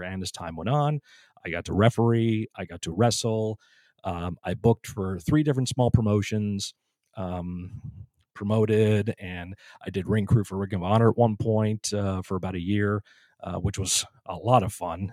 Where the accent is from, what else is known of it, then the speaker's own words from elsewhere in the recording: Northeast, United States; Growing up in the Northeast